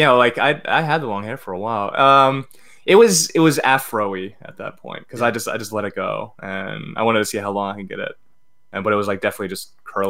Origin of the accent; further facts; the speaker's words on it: Baltimore County, Maryland, United States; also born or lived in Omaha, Nebraska; now in Baltimore, United States; I was born in Baltimore County.